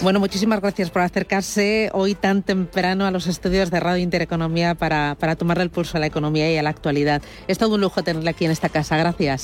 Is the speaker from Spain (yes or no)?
yes; Spain